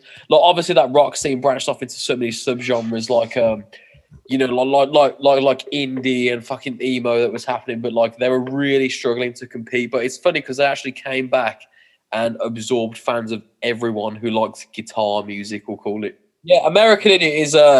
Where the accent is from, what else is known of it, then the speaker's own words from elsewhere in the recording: Birmingham, West Midlands, United Kingdom; I'm from Birmingham, England.